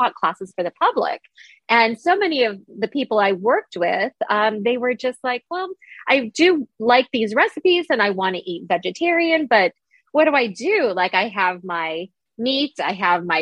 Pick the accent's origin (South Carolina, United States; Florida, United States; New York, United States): New York, United States; I'm a New Yorker